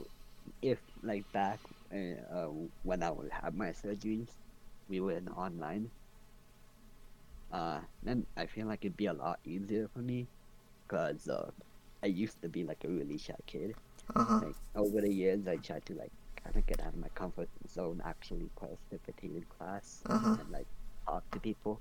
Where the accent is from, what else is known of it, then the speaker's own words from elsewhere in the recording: Edmonton, Alberta, Canada; I was born in Edmonton, so I was grateful that I was born a Canadian.